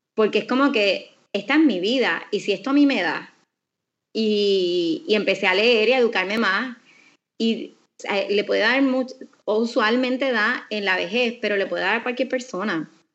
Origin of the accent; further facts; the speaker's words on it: Aguadilla, Puerto Rico; yo me crié en Aguadilla